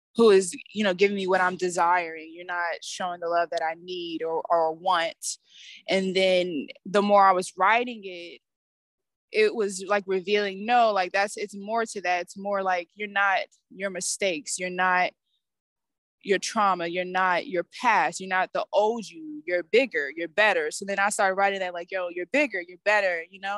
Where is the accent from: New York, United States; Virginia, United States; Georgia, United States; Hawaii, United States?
Georgia, United States; Atlanta; I'm a musician from Atlanta, Georgia